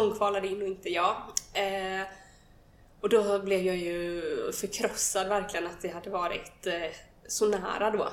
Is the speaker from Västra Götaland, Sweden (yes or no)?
yes; countryside outside Gothenburg, Västra Götaland, Sweden; Jag är uppvuxen på landet utanför Göteborg